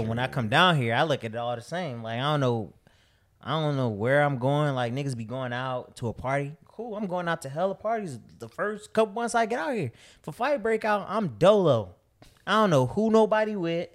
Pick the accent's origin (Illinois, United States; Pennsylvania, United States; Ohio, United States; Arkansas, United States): Illinois, United States; Chicago; moved away as an adult; also born or lived in Miami; I'm from Chicago